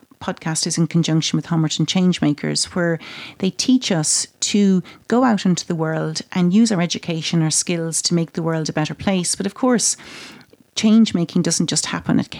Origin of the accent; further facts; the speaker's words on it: Ireland; I'm Irish and Irish have a strong sense of family